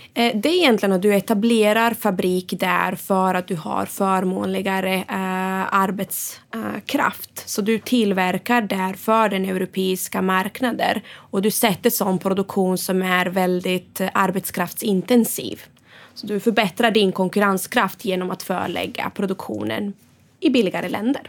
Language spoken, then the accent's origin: Swedish; Sweden; moved away